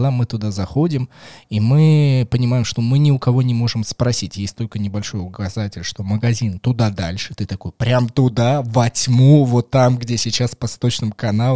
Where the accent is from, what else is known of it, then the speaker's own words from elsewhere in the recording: Moscow, Russia; мне, как москвич, мне, как москвичу.